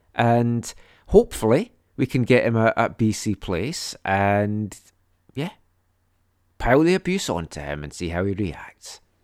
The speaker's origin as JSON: {"language": "English", "region": "Scotland", "country": "United Kingdom", "tie": "born or raised there", "moved": "yes", "lives_now": "Canada", "said": "when I was growing up in Scotland in the seventies"}